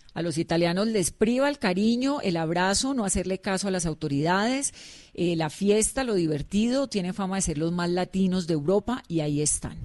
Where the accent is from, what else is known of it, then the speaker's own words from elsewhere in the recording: Colombia; como colombiana me enternezco